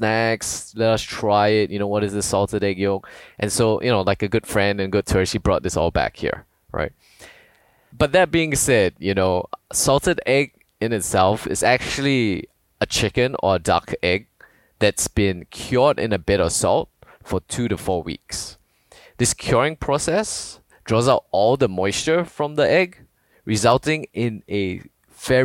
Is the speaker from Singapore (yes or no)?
yes; Singapore; moved away as an adult; now in New York, United States; I was originally born and raised in Singapore. I spent 20 years there before coming to the US, and I've been in the US for more than 10 years now.